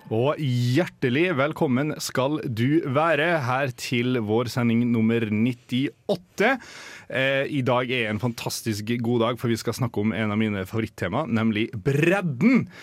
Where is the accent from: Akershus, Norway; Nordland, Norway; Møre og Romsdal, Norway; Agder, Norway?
Møre og Romsdal, Norway; Molde; now in Trondheim, Norway; hjemme i Molde